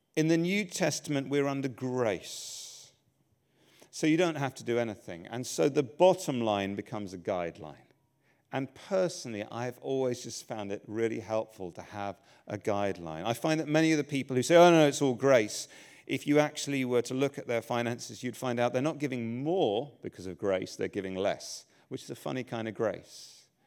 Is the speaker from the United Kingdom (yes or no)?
yes; England, United Kingdom; I'm English